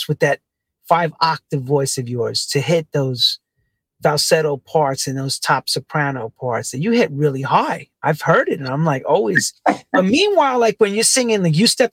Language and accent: English; New York, United States; we're from New York